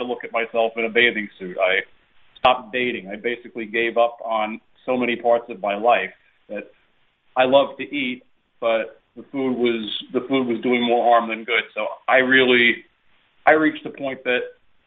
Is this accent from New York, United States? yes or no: yes; New York, United States; now in Florida, United States; We were Italian-American growing up in New York